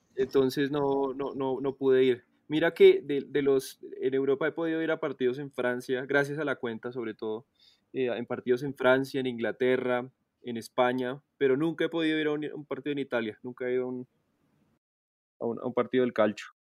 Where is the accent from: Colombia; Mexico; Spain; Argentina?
Colombia; accent: Colombian; also born or lived in Italy; claro que nosotros no tenemos, no tenemos acento